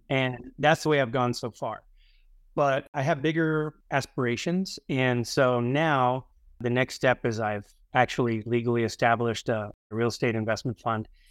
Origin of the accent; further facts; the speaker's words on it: Houston, Texas, United States; now in San Diego, United States; I grew up in Houston